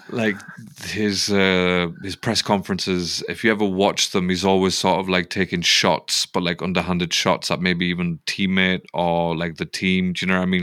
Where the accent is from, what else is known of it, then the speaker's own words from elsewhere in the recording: United Kingdom; we're British.